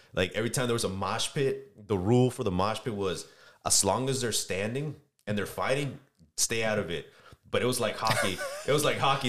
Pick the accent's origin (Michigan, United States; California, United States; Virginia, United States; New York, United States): California, United States; San Diego; I'm originally from San Diego, California